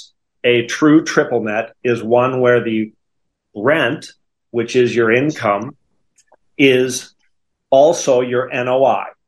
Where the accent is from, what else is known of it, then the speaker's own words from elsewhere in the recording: Wisconsin, United States; accent: Wisconsin; moved away as an adult; also born or lived in Notre Dame, Indiana; now in Dallas, United States; I grew up in Wisconsin, and you can still hear that in my voice, the Wisconsin.